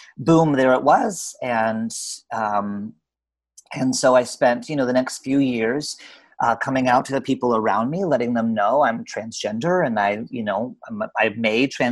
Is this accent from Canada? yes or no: yes; Canada; now in Portland, United States; I'm actually Canadian by birth, but I'm living in Portland, Oregon